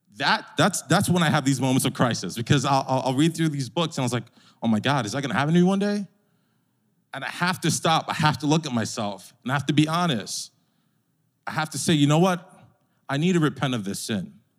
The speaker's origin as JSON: {"language": "English", "region": "New York", "country": "United States", "said": "As a New Yorker"}